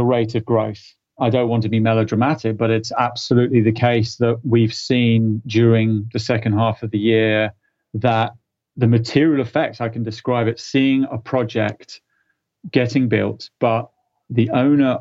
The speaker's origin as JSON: {"language": "English", "country": "United Kingdom", "said": "being a Brit"}